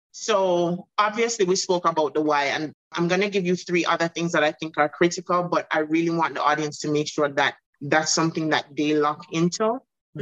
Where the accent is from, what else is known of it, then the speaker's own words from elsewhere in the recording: Jamaica; also born or lived in Bahamas; now in United States; my home country jamaica